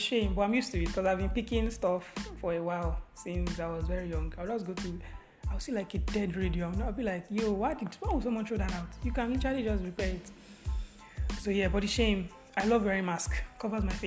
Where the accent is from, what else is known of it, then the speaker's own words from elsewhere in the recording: Kaduna, Kaduna State, Nigeria; also born or lived in Ogun State; Ogun State, but I grew up in Kaduna